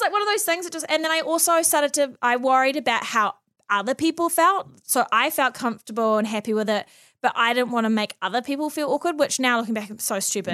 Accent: Auckland, New Zealand; also born or lived in Mount Maunganui; I've born and bred here

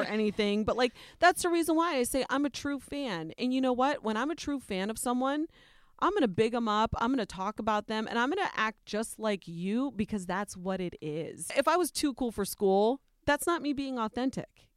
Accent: Ohio, United States; I'm Nicaraguan, but I was born and raised in Ohio, in a predominantly white community

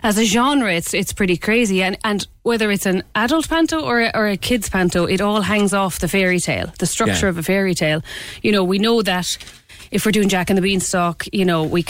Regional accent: Clare, Munster, Ireland; moved away as an adult; now in Cork, Ireland; originally I'm from Clare and we didn't have panto as such when growing up

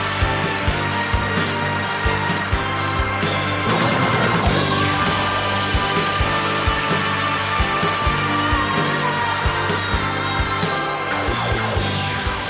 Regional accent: Michigan, United States; when we were growing up in Michigan

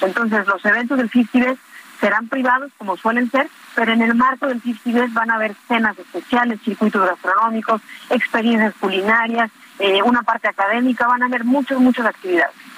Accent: Yucatán, Mexico; nos llena de orgullo como yucatecos

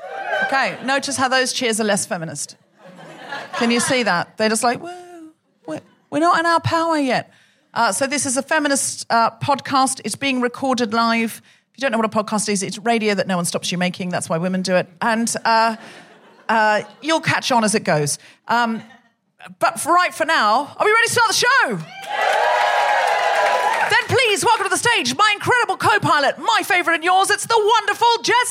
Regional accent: Yorkshire and the Humber, United Kingdom; sorry, no, I'm just from Yorkshire.

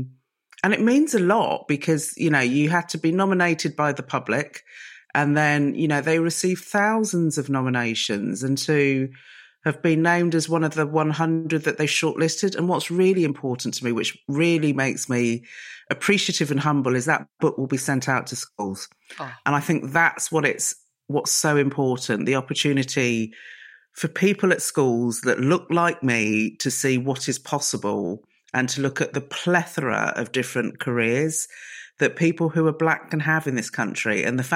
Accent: Reading, South East England, United Kingdom; So I grew up in Reading, which is known as Mini Barbados. And my mum and dad are typical first generation sort of immigrants to the UK

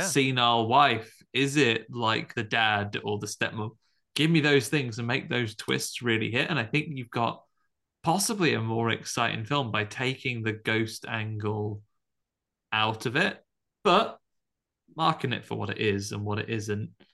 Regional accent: Tamworth, West Midlands, United Kingdom; growing up in Tamworth

